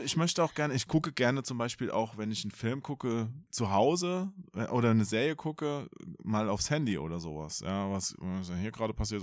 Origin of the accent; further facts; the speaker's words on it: Hesse, Germany; ich bin ja Hesse, ich verschlucke ja immer die Endungen